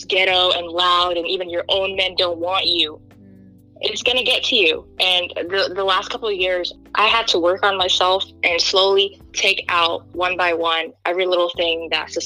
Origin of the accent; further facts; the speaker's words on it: United States; also born or lived in Kenya / Egypt; I was born in Kenya. I grew up here in America. But then when I was 12, I moved to Egypt and stayed there for a couple of years